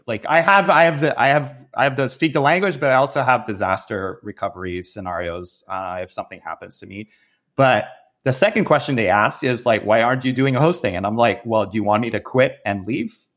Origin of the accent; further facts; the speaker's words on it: Canada; I'm Canadian